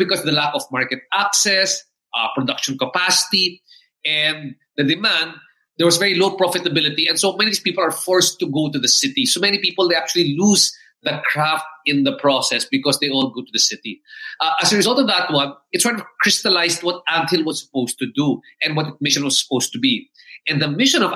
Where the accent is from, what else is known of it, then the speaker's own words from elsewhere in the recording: Philippines; I've also been Filipino Chinese